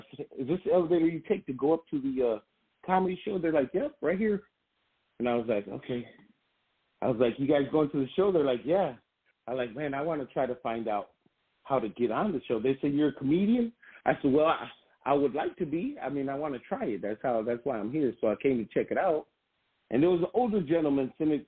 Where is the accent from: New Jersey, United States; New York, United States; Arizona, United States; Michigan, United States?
Michigan, United States; Grand Rapids; I grew up in Burton Heights in Grand Rapids, Michigan